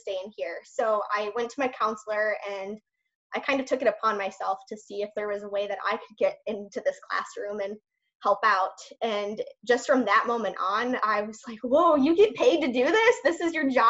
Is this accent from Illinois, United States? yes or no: yes; Chicago, Illinois, United States; moved away as an adult; now in Texas, United States; I'm from Chicago, Illinois originally. I moved to Texas for a teaching position